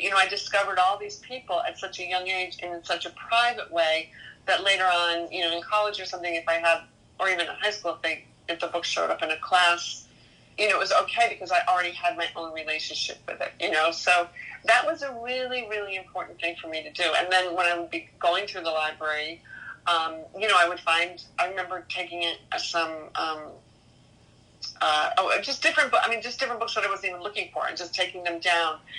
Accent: Maine, United States; moved away; also born or lived in New York; I am originally from Maine. Yes, my ancestors go way back to 1603

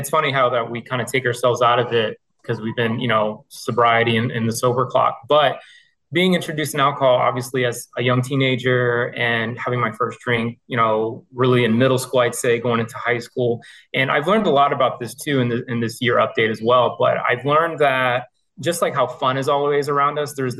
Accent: Missouri, United States; now in Taunton, United States; I am originally from the Midwest. I grew up, born and raised in the state of Missouri, but I currently live in Taunton, Massachusetts

